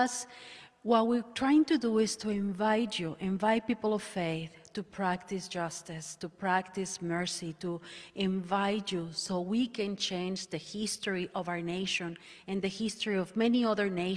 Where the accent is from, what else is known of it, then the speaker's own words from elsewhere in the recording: Monterrey, Nuevo León, Mexico; moved away as an adult; now in United States; I am from Monterrey, Mexico, which is northeast Mexico. I am a recent immigrant